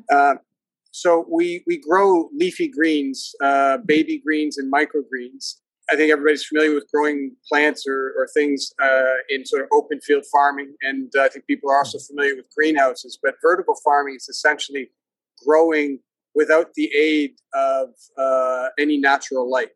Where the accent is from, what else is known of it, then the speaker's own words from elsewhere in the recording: Hamilton, Ontario, Canada; moved away as an adult; also born or lived in Japan / Argentina / Singapore / United States; I grew up in the Hamilton area, Hamilton, Ontario